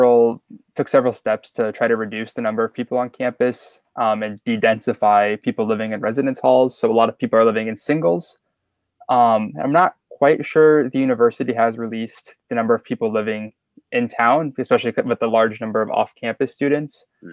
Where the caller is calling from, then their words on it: Bloomington, Indiana, United States; I'm calling from Bloomington, Indiana. If you don't know where Bloomington is, it's about an hour and a half south of Indianapolis.